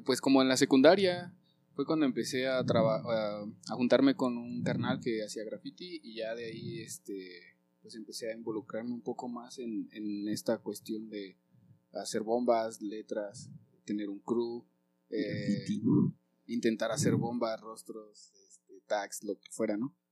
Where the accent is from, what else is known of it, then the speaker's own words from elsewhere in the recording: Zitácuaro, Michoacán, Mexico; also born or lived in Naucalpan, State of Mexico; Zitácuaro, Ahí llegué a los nueve años, ocho años, este, pero nací en Naucalpan, en el Estado de México, y, y ahí en Zitácuaro fue que viví mi adolescencia